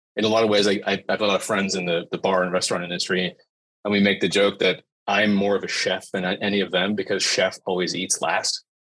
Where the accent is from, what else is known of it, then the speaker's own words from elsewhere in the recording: Northern California, United States; growing up in Northern California